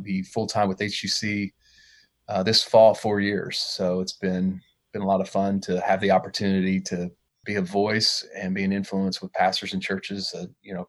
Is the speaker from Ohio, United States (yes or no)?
yes; Southwest Ohio, United States; I grew up in Southwest Ohio